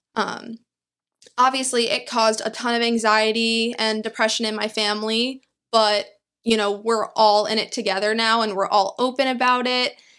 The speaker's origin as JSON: {"language": "English", "region": "New York", "country": "United States", "tie": "born or raised there", "also_born_or_lived": "Queens / Long Island", "said": "I am born and raised in New York"}